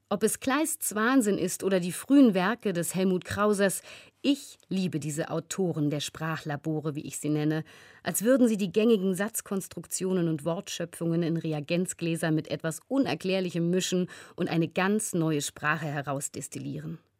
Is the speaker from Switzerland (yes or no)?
no; Georgia; first language Georgian; German is a second language; in meiner Muttersprache, dem Georgischen, die schon per se lyrischer und bildhafter ist, das Vage viel mehr liebt, viel umschreibender ist als das Deutsche